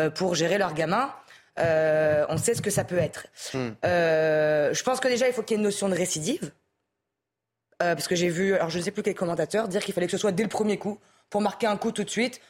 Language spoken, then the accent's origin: French; France; en tant que français